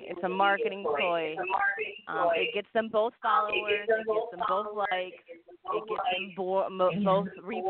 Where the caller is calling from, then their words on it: Bloomfield Hills, Michigan, United States; I am calling from Michigan. Bloomfield Hills, Michigan.